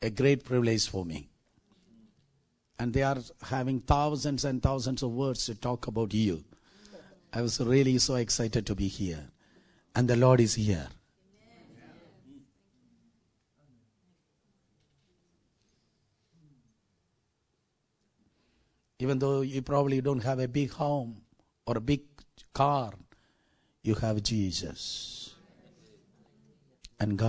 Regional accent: South India, India; I'm from South India

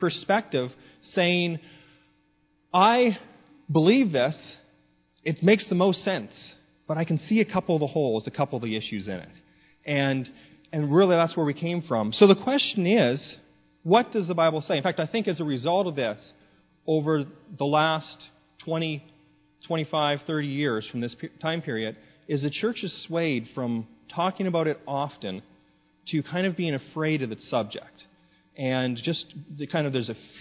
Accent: Canada; moved away; I grew up in the Pentecostal Assemblies of Canada, up in Canada

